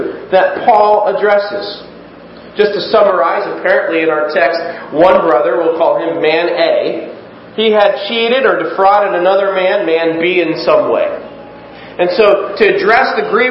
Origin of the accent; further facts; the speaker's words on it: United States; we as Americans